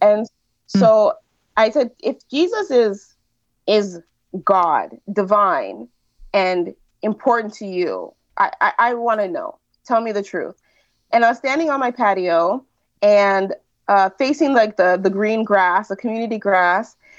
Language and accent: English; United States; moved away as an adult; now in Quebec, Canada